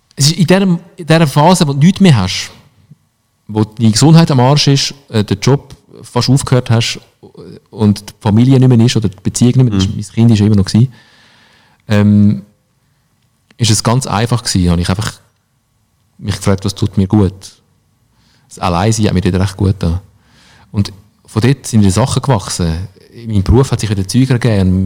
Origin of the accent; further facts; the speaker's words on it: Switzerland; bei uns in der Schweiz